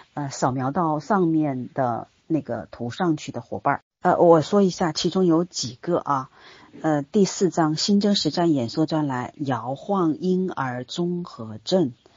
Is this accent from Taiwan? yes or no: no; China; 我们身在当今的中国